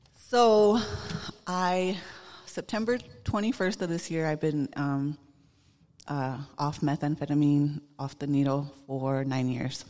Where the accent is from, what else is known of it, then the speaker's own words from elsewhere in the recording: Busby, Montana, United States; I'm Northern Cheyenne from Busby, Montana. I grew up in Busby